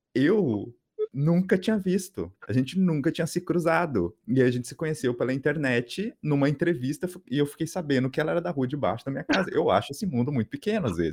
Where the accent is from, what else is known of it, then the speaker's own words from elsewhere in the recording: São José dos Campos, São Paulo, Brazil; moved away; Eu sou de São José dos Campos